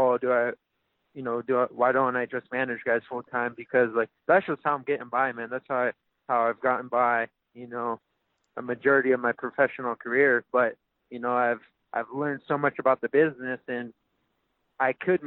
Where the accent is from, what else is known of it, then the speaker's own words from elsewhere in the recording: Haleiwa, Hawaii, United States; a small town kid who grew up, you know, in Haleiwa